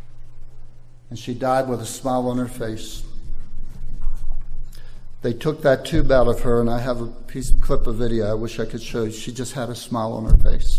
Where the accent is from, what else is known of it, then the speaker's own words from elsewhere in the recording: Maryland, United States; moved away as an adult; also born or lived in Baltimore, Maryland; now in Ivory Coast; we're from Maryland, and one thing Marylanders are known for is blue crab